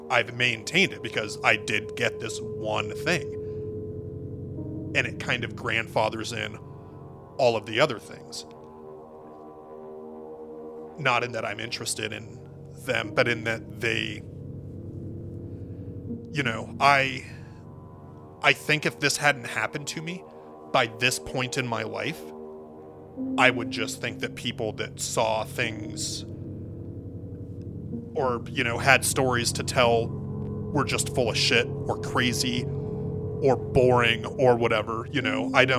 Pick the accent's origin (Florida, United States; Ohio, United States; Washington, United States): Washington, United States; Spokane; I am from Spokane, Washington